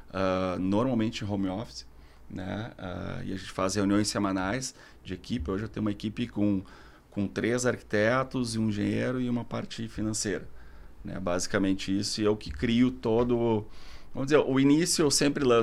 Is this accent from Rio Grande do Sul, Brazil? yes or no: yes; Porto Alegre, Rio Grande do Sul, Brazil; also born or lived in Barcelona, Spain; sou arquiteto de Porto Alegre, né?